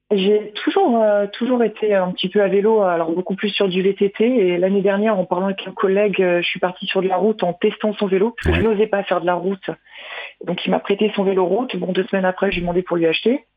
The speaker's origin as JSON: {"language": "French", "area": "Nord", "region": "Hauts-de-France", "country": "France", "moved": "yes", "said": "je suis du Nord"}